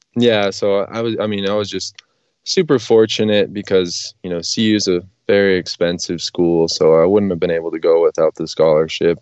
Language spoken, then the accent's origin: English; New Hampshire, United States; moved away; where I grew up in New Hampshire